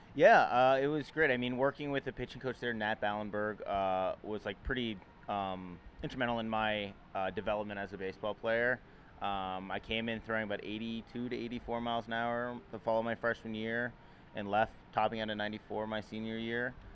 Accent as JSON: {"language": "English", "town": "Manhattan Beach", "region": "California", "country": "United States", "tie": "born or raised there", "said": "I grew up in Los Angeles, Manhattan Beach, California"}